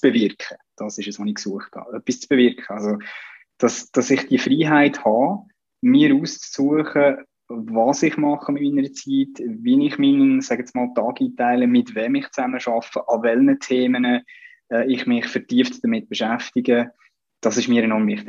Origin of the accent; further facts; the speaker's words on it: Central Switzerland, Switzerland; ich bin da in, in der Innerschweiz aufgewachsen